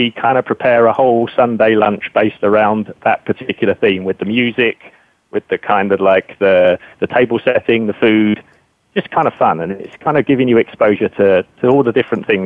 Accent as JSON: {"language": "English", "country": "United Kingdom", "said": "So, um, being British"}